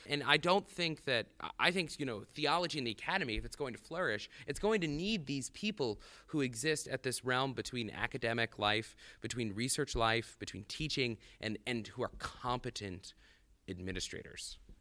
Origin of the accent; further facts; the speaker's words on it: the South, United States; moved away as an adult; now in South Bend, United States; as a Southerner, there was no attraction to Notre Dame